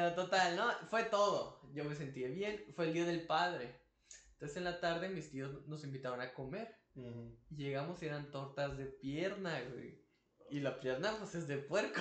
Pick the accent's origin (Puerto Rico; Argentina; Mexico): Mexico; Tijuana, Baja California; somos de Tijuana